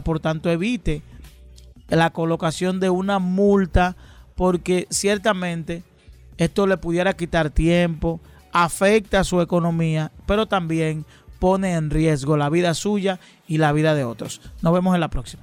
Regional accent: Dominican Republic; los dominicanos

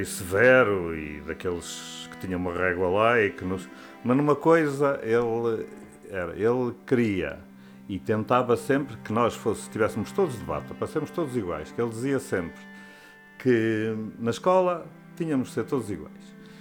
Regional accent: Estarreja, Aveiro District, Portugal; now in Viana do Castelo, Portugal; Tinha sido o primeiro ano em que havia escola secundária lá na minha terra

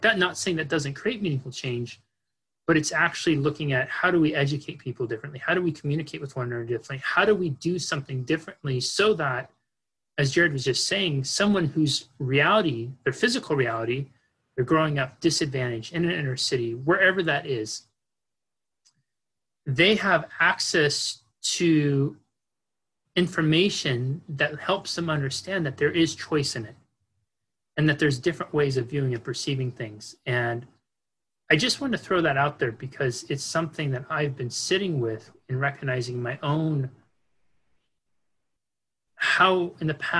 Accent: Northern California, United States; I grew up in Northern California

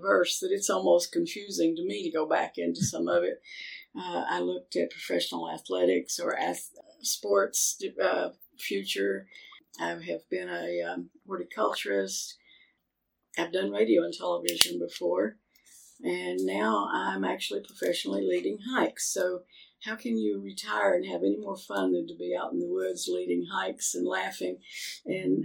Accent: Athens, United States; also born or lived in Murfreesboro, Tennessee; I was raised here in Athens

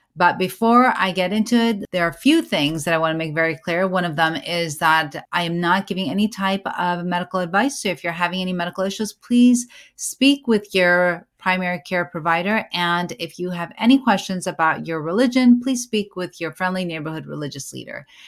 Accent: United States; I am an American born certified O B G Y N

